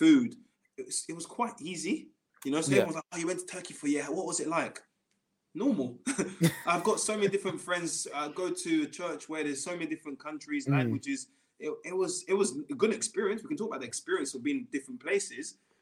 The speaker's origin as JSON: {"language": "English", "region": "England", "country": "United Kingdom", "said": "being an English boy and always playing in England"}